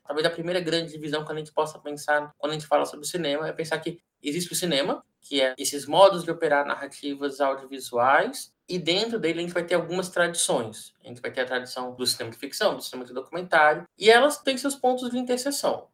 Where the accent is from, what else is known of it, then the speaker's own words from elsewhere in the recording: Brazil; Nós somos brasileiros